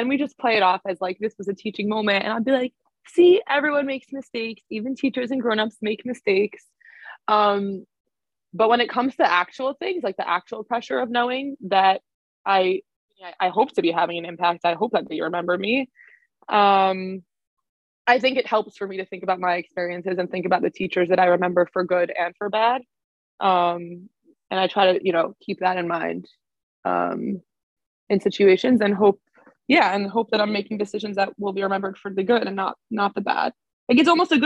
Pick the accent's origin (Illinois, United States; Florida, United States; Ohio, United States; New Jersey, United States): New Jersey, United States; Teaneck; moved away as an adult; also born or lived in West Side (Manhattan), New York; now in New York City, United States; I'm from Teaneck, grew up in Teaneck, just moved to the West Side about a year ago